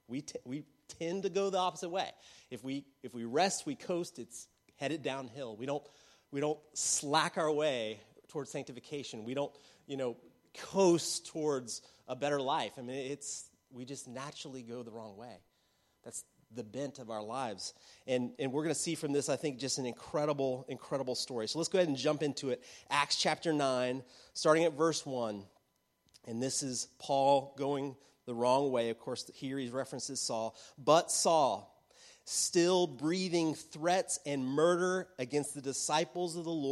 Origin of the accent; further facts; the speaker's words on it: United States; growing up as an American in the church as a kid